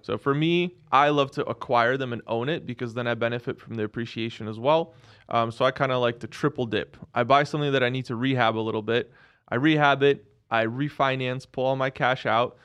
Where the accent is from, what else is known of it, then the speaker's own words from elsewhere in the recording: Seattle, Washington, United States; I grew up in Seattle.